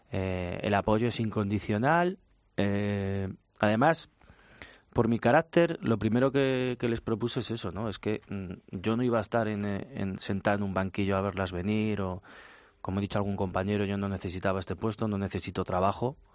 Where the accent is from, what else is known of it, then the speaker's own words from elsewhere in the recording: Spain; también pienso indudablemente como individuo, como ciudadano, como español